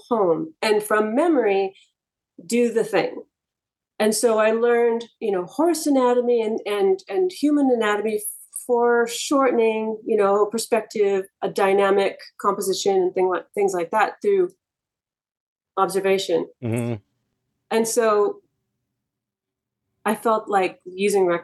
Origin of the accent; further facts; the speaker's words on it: Bay Area, California, United States; also born or lived in Scotts Valley / Santa Cruz Mountains; I grew up in the Bay Area